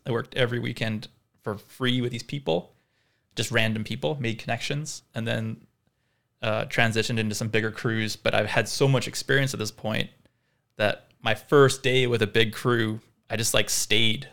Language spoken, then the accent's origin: English; Vancouver, British Columbia, Canada; also born or lived in South Africa; from South Africa, but my family moved to Vancouver when I was eight, hence no accent